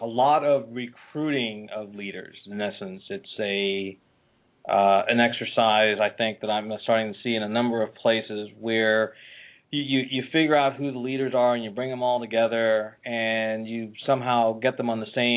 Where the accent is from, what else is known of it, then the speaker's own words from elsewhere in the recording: Philadelphia, Pennsylvania, United States; I'm from Philadelphia